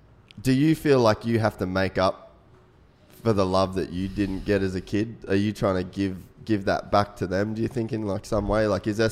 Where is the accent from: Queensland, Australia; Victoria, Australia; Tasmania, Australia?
Queensland, Australia; North; I grew up in North Queensland. It's kind of like rough area.